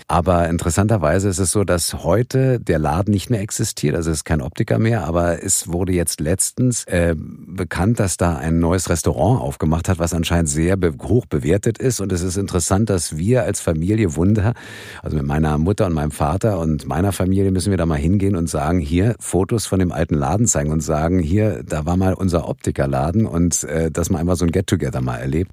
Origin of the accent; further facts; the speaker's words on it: Berlin, Germany; ich bin in Westberlin aufgewachsen